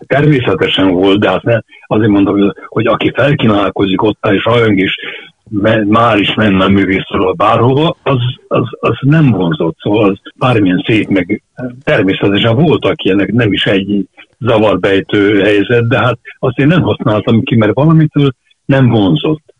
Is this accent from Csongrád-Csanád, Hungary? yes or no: no; Budapest, Hungary; also born or lived in Csillebérc, Budapest; zuglóban nőttem fel, de hát az is város